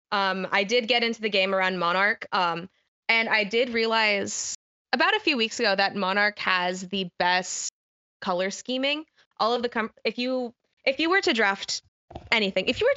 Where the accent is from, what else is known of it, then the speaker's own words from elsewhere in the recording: Missouri, United States; my region of the U.S. is the middle of America. I am from Missouri.